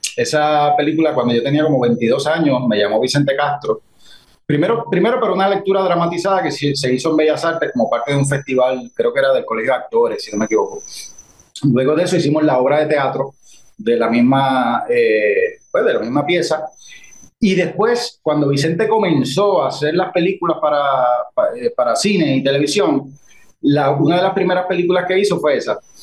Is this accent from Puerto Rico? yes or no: yes; Guayanilla, Puerto Rico; also born or lived in Mayagüez; Yo soy de Guayanilla, como tú sabes. Y para mi época, pues aquí no había un club de teatro